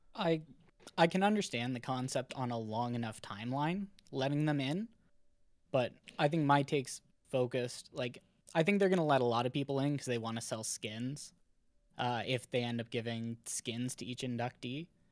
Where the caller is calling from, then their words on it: Ontario, Canada; calling from Ontario, Canada